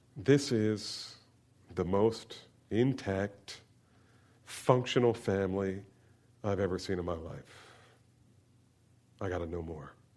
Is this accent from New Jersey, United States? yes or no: yes; New Jersey, United States; Growing up in New Jersey